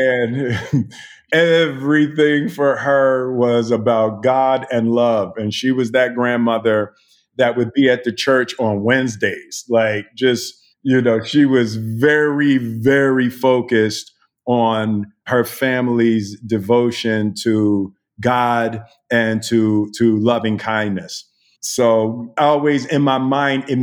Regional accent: Philadelphia, Pennsylvania, United States; I was born and raised in West Philadelphia

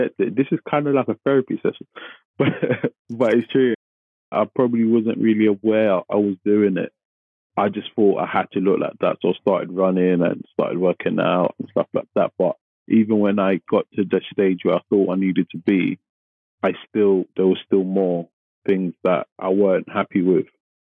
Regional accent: London, United Kingdom; I grew up in Tottenham, which is not the most affluent area

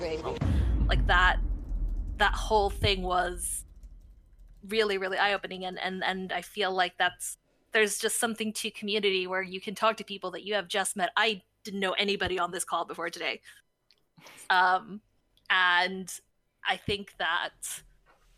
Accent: Sweden; I grew up in Sweden

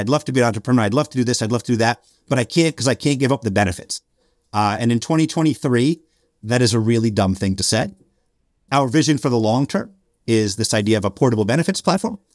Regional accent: Albany, New York, United States; moved away as an adult; also born or lived in Montreal, Canada / Washington, D.C.; now in Brazil; I'm, I'm from Albany. I'm from upstate New York

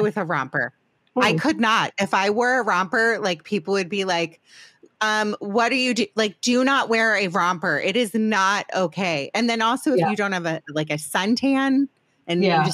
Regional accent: Potomac, Maryland, United States; Rachel Kaufman was my neighbor growing up in Potomac, Maryland

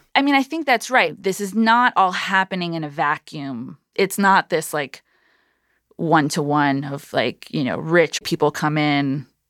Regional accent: New York City, New York, United States; I was born and bred in Midtown, New York.

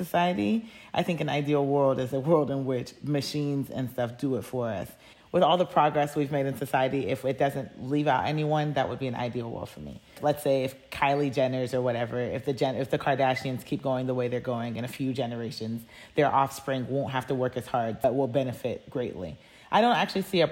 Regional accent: United States; being American

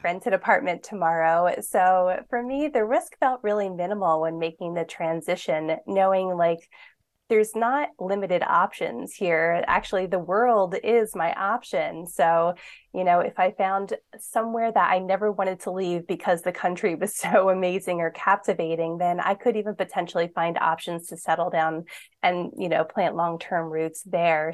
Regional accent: Philadelphia, Pennsylvania, United States; I grew up in Philadelphia, l, in the city of Philadelphia

